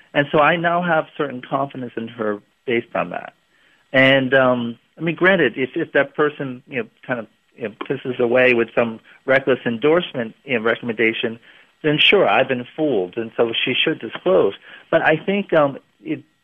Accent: New England, United States

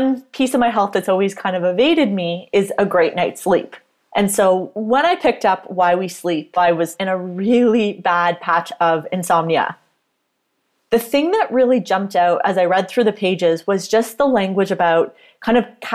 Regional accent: Canada; I am a Canadian registered dietitian and sports nutritionist

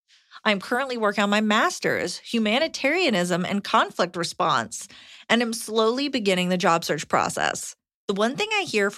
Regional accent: Montana, United States; I began graduate school across the country. We're from Montana.

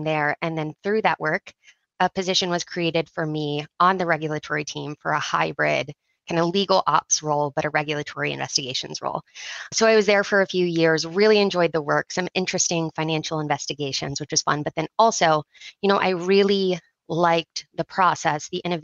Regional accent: Ohio, United States; now in Charlotte, United States; I am originally from Ohio. I moved down to the Charlotte area with my family

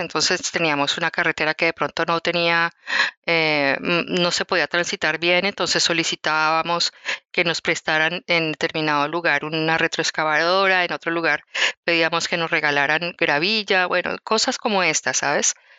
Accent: Bogotá, Colombia; moved away as an adult; also born or lived in Quindío, Colombia; yo nací en Bogotá, que es la capital de Colombia, pero cuando me casé y tuve mis primeros, pues mis dos hijos, decidí irme a vivir a un sitio que es esplendoroso, eh, se llama eh, el Quindío

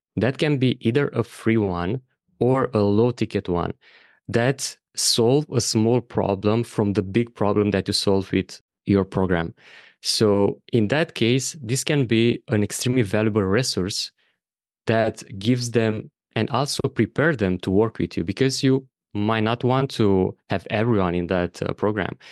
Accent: Romania; moved away as an adult; also born or lived in Bali / Thailand / Madeira, Portugal; my home country of Romania

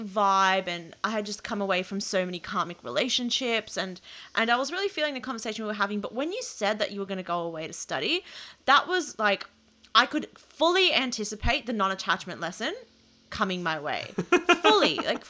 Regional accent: New South Wales, Australia; And I lived, I was born and raised in the Outer West. So I'm always like, Fairfield's my local city council.

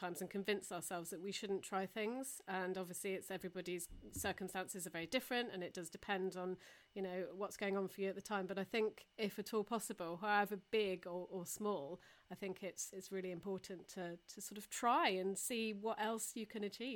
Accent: Taunton, South West England, United Kingdom; growing up in Taunton

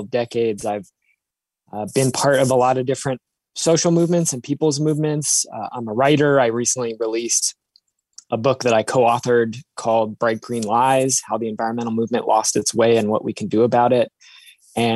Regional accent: Seattle, Washington, United States; I grew up in Seattle

